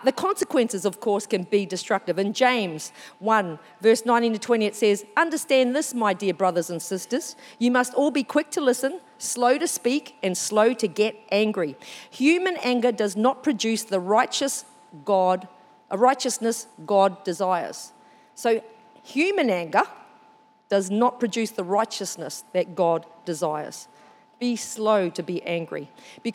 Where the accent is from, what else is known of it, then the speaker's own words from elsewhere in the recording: New Zealand; now in Australia; I'm a Māori from New Zealand